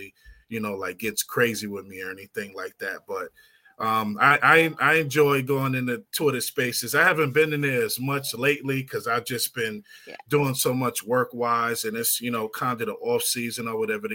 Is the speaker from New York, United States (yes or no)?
yes; New York, United States; now in Charlotte, United States; I'm from New York, but I live here in North Carolina. I'm in Charlotte.